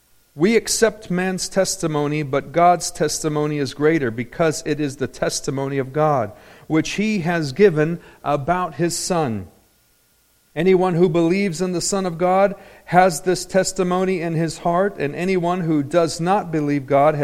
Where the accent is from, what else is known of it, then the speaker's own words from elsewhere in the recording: Anaheim, California, United States; I grew up in Anaheim. Nobody gets in that club.